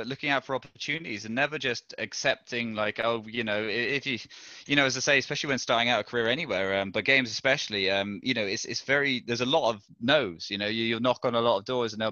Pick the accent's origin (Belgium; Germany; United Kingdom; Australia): United Kingdom; Devon, South West England; moved away as an adult; now in Wales, United Kingdom; I'm actually English, I'm an import. I came up from Devon for uni